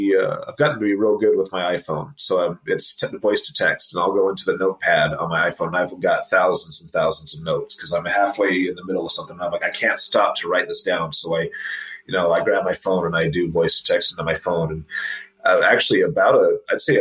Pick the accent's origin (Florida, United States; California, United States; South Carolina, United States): California, United States; Los Angeles; moved away as an adult; also born or lived in Huntington Beach, California / Washington, DC area, Virginia; now in Utah, United States; I'm from Los Angeles originally